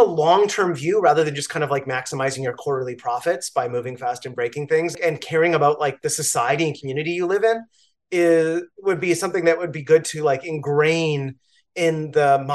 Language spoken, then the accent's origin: English; Canada; now in New York, United States; I am a Canadian. I'm a New Yorker